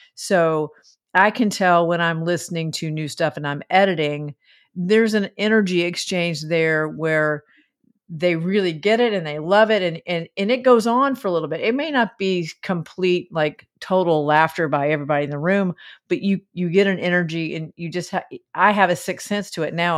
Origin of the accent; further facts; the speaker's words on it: the South, United States; I was raised in the South